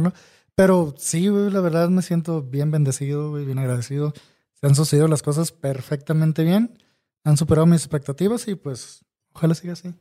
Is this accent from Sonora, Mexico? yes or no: yes; Hermosillo, Sonora, Mexico; acá en Hermosillo, de donde yo soy